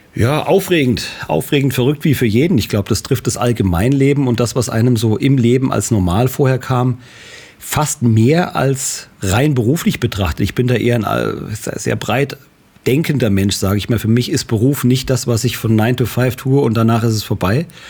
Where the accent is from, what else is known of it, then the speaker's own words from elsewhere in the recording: Marburg, Hesse, Germany; Ich bin äh, in Marburg geboren und ich habe 1994 äh, hier ein Unternehmen gegründet